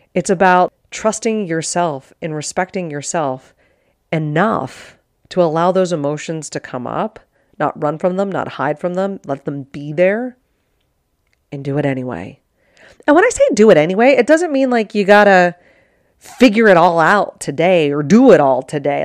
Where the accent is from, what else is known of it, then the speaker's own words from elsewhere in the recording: Pittsburgh, Pennsylvania, United States; moved away as an adult; also born or lived in Arizona / Sparta, Wisconsin; born and raised in Pittsburgh, Pennsylvania, like, nobody from my high school came out here